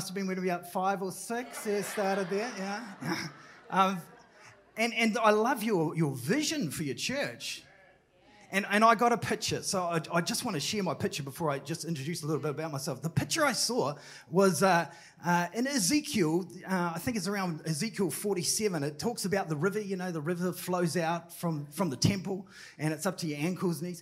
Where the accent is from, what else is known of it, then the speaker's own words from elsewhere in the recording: New Zealand; also born or lived in Tauranga; I'm from New Zealand.